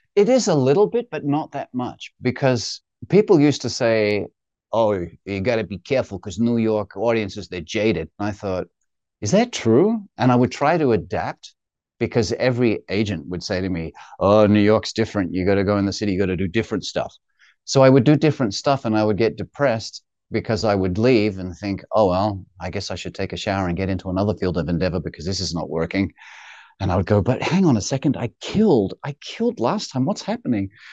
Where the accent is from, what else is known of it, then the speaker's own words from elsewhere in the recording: Perth, Western Australia, Australia; now in United States; from Perth, from halfway around the world, literally